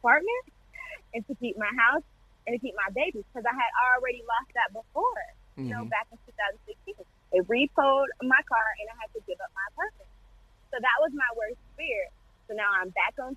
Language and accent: English; St. Petersburg, Florida, United States; born or raised there